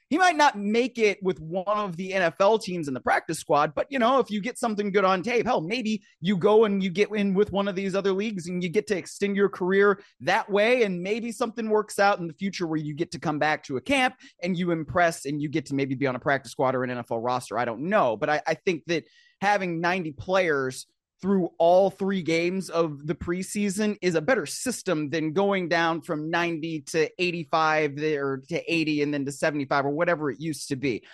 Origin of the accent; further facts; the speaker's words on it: Cleveland, Ohio, United States; I grew up in Cleveland